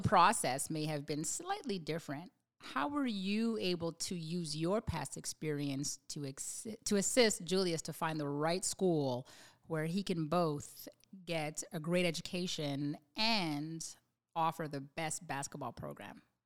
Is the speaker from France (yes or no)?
no; Canada; we grew up in Canada